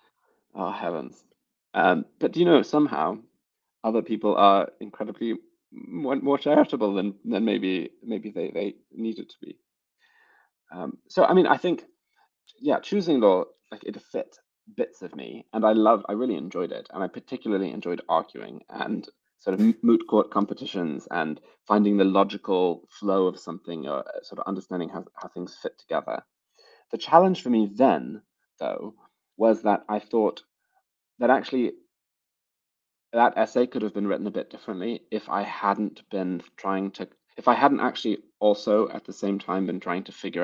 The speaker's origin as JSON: {"language": "English", "country": "United States", "lives_now": "United Kingdom", "said": "I'm not actually British. I know my accent might sometimes lead you to believe that. I am now. I have a British passport now, but I'm American originally."}